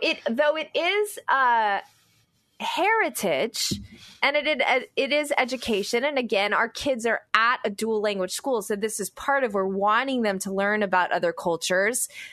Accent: United States; as an American

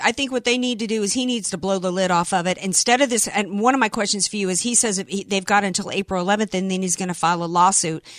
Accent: New Orleans, Louisiana, United States; born or raised there

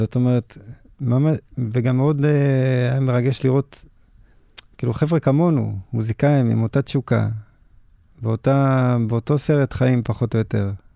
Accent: Israel; ככה גדלנו בארץ

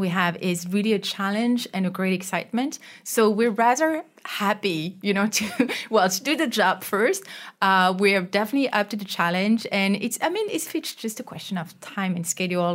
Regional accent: France; now in Malaysia; I'm from France

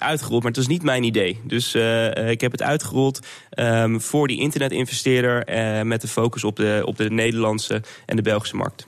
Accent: Netherlands; als Nederlander

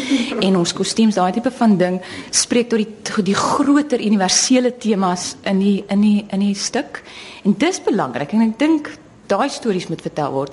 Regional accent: South Africa

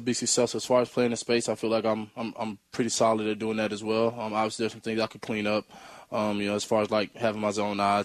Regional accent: Mississippi, United States; born or raised there; moved away as an adult; now in Seattle, United States

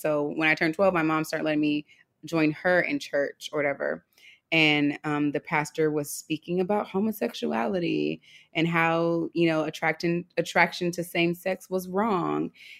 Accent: Los Angeles, California, United States; It wasn't until I grew up in Los Angeles.

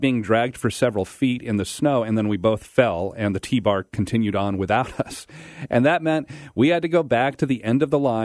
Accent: northern Idaho, United States; also born or lived in California; I was born in California. I lived there until I was 5 years old, and then we moved up to northern Idaho.

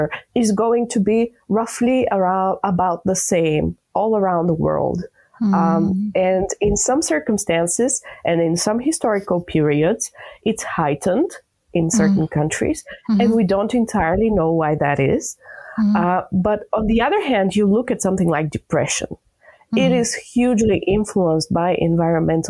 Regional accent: Bulgaria; I'm from Bulgaria

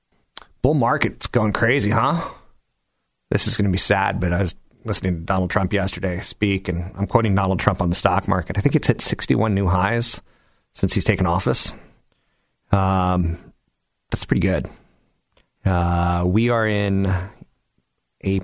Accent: San Carlos, California, United States; my hometown of San Carlos

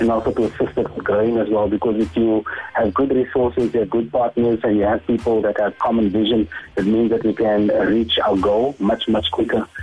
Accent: Cape Town, Western Cape, South Africa; also born or lived in Mitchell's Plain; I grew up in in District Six. Um, of course, you know our, our families among those that were relocated to to Mitchell's Plain

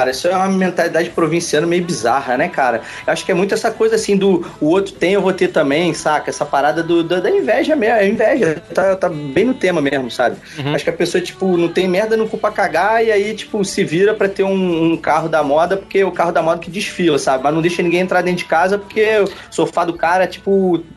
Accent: Bahia, Brazil; É, rapaz, eu sou baiano, eu tenho que mostrar

